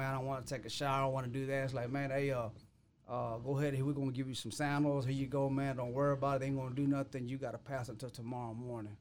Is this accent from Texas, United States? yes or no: yes; Waco, Texas, United States; I come from Waco.